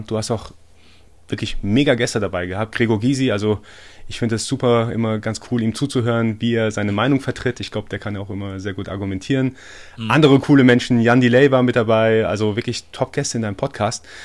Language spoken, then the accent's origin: German; Iran; born there; also born or lived in Germany; also ich bin gebürtiger Iraner. Ähm, ich bin zwar born in Iran, but made in Germany